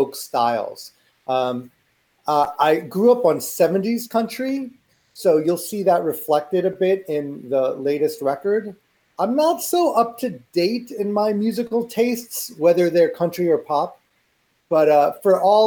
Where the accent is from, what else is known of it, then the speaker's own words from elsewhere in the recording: New York City, New York, United States; I was born in Manhattan, mm-hmm. and I've lived in New York City my whole life. I live in Brooklyn.